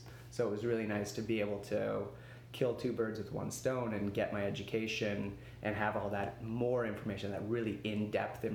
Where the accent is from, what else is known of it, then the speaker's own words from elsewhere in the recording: Vancouver, British Columbia, Canada; also born or lived in Victoria; I grew up in Vancouver